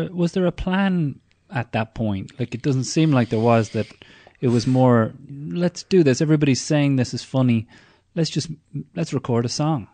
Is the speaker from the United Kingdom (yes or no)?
no; Ireland; growing up in Ireland in the eighties and nineties